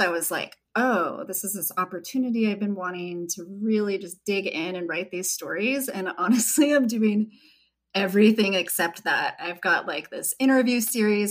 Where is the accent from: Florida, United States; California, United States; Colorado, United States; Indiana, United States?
California, United States; Red Bluff; I grew up outside of Red Bluff in Derryville. There were about 175 people there